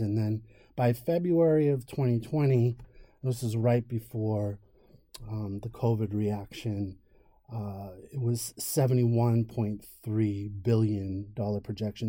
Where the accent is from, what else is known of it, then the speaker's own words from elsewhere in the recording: Merrimack Valley, Massachusetts, United States; my family owned a chain of pharmacies growing up in the Merrimack Valley of Massachusetts